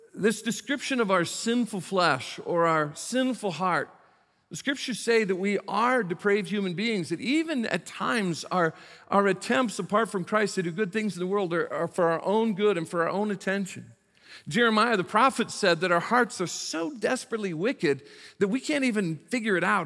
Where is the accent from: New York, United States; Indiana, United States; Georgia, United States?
Indiana, United States; South Bend; moved away as an adult; also born or lived in Beckley, West Virginia / Prince George's County, Maryland; went to my home state of Indiana, went to South Bend, Indiana, which is the ca, county seat of Saint Joe County, where I was born and raised, spent the first eighteen years of my life